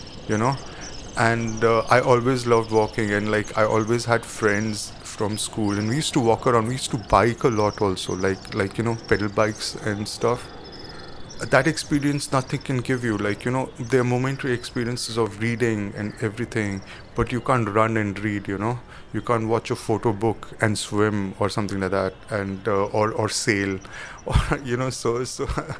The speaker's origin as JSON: {"language": "English", "town": "New Delhi", "region": "Delhi", "country": "India", "tie": "born or raised there", "said": "I was born in Delhi, and I've been here."}